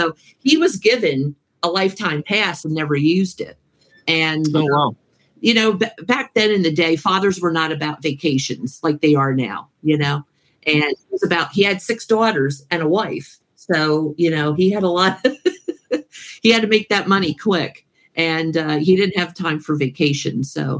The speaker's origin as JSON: {"language": "English", "town": "Point Pleasant Beach", "region": "New Jersey", "country": "United States", "moved": "yes", "lives_now": "Lancaster, United States", "said": "Well, I am a transplant. I'm originally from New Jersey, but I've been here 44 years. So I don't know if that makes me a full-fledged native yet."}